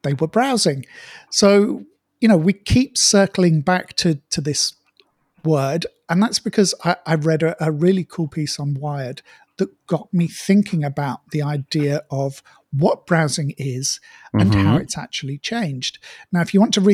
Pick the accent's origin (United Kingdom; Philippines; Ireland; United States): United Kingdom; now in Malaysia; I've spent a bit more time back in the UK in my hometown this year